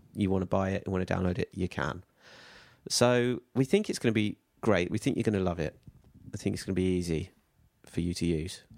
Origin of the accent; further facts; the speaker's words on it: United Kingdom; we're British